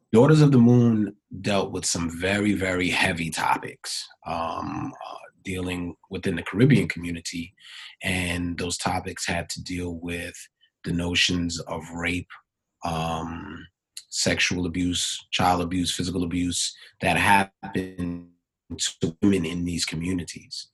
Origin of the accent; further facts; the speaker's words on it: New York City, New York, United States; also born or lived in Hampton, Virginia; born and raised in Brooklyn, New York